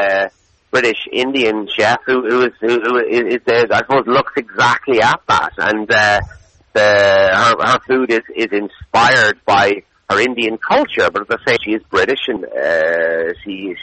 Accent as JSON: {"language": "English", "town": "Dublin", "region": "Leinster", "country": "Ireland", "moved": "yes", "lives_now": "Galway, Ireland", "said": "I'm from Dublin originally. We came to Galway in 99, about 20 years ago"}